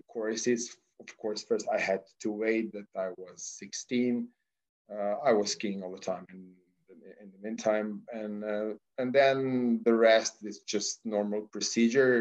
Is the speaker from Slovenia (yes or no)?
yes; Slovenia; also born or lived in Australia; I'm coming from Slovenia, which is a small country, as you know, but very sportly oriented